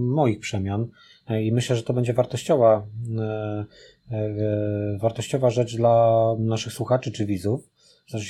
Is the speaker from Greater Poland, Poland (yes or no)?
yes; Poznań, Greater Poland, Poland; jesteśmy z Poznania i, e, i oczywiście moje serce jest przy Lechu